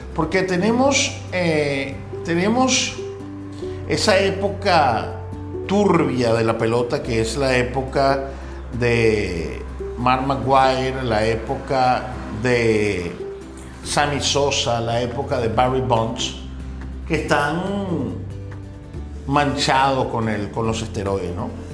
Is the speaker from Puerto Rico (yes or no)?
no; Venezuela; moved away as an adult; now in Dominican Republic; mi país natal, en Venezuela